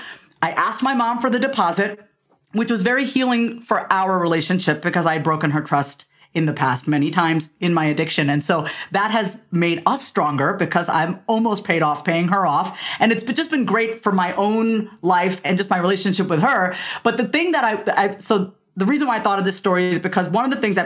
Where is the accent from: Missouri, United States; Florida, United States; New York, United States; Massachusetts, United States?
New York, United States; now in Austin, United States; being a New Yorker